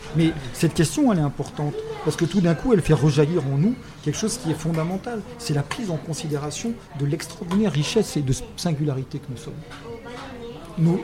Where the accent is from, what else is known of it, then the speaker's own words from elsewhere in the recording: France; moved away; also born or lived in a Germanic country (14 years); je suis français, ayant vécu 14 ans dans un pays germanique